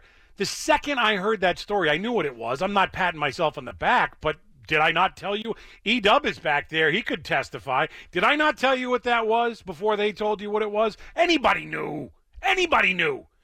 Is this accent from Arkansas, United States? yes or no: no; Boston, Massachusetts, United States; I grew up in Boston or outside of Boston, but I'm a white guy from Massachusetts.